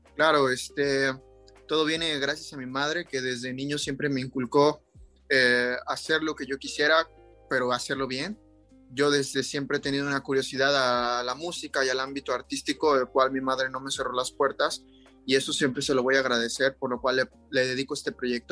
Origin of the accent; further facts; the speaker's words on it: Cancún, Quintana Roo, Mexico; yo soy de Cancún, he crecido toda mi vida aquí, aquí viví mi infancia y mi juventud